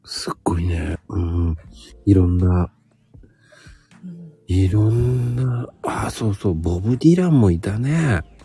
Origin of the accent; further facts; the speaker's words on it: Zama, Kanagawa, Japan; moved away; うちの地元の方って言って、あの、座間っていうところがね